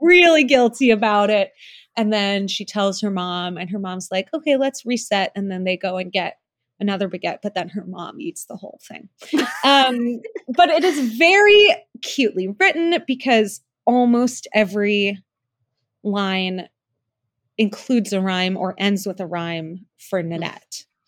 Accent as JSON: {"language": "English", "country": "New Zealand", "tie": "born or raised there", "moved": "yes", "said": "I am from New Zealand. I was born there."}